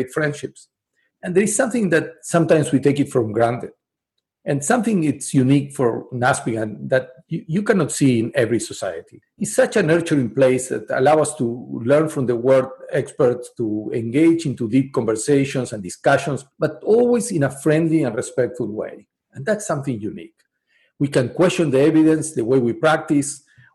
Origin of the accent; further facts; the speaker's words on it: Uruguay; moved away; I come from a country where tango is as big as Argentina, and Uruguay is big in tango